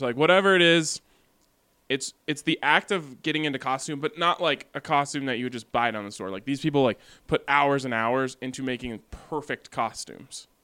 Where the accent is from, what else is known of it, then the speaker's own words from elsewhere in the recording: Boulder, Colorado, United States; growing up in Boulder